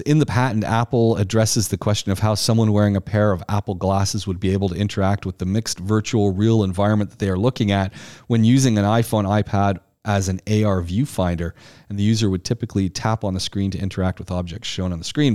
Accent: Ajax, Ontario, Canada; I grew up in Ontario, just outside Toronto, a town called Ajax.

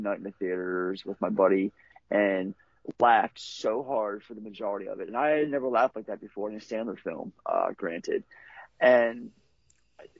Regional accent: Baltimore, Maryland, United States; I'm from Baltimore

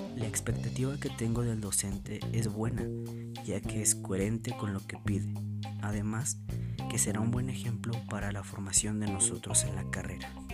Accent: Atlacomulco, State of Mexico, Mexico; Nací en Atlacomulco, Estado de México, donde actualmente vivo

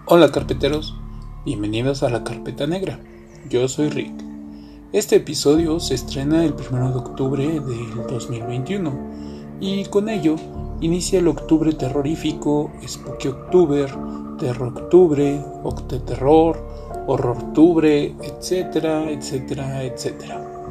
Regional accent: Mexico; mi país, México

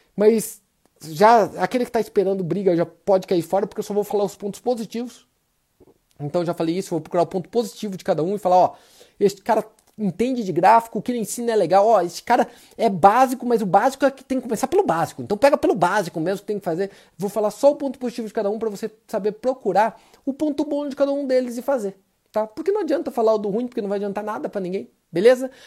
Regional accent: Brazil; Eu sou brasileiro

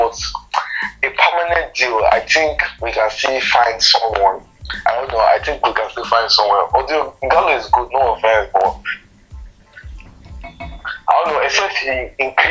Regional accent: Nigeria; as a Nigerian

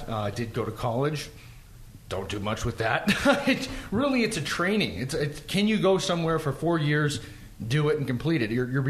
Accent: Boston, Massachusetts, United States; growing up in Boston, growing up in the East Coast, it's almost a trained methodology.

